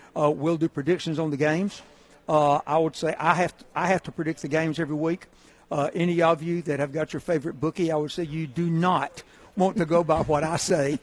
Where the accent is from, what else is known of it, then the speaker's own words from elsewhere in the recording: Hueytown, Alabama, United States; I'm from Hueytown, Alabama I'm actually from Rock Creek, which is out in the country outside Hueytown.